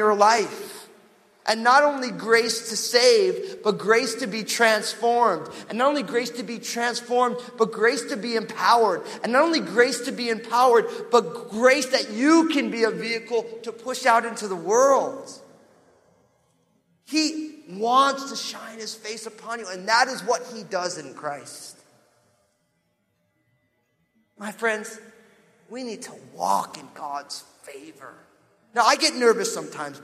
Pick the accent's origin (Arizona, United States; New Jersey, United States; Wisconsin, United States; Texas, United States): New Jersey, United States; I'm from New Jersey.